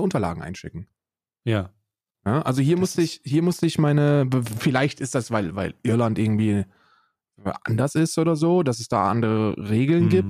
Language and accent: German; Germany